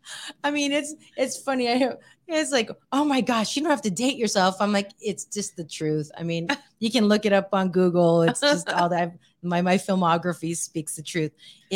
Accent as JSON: {"language": "English", "region": "Hawaii", "country": "United States", "said": "And I'm like, we're both from Hawaii."}